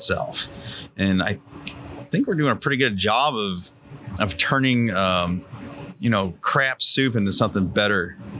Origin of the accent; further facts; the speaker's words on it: New Hampshire, United States; my home state in New Hampshire